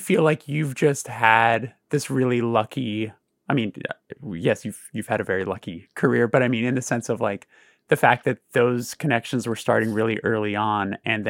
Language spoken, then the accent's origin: English; Burbank, California, United States; growing up in Burbank is so strange because it feels very devoid of culture.